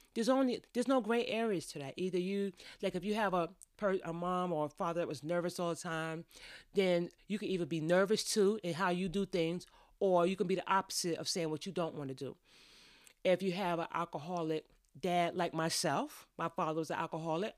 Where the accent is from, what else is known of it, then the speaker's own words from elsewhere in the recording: New York, United States; I grew up in New York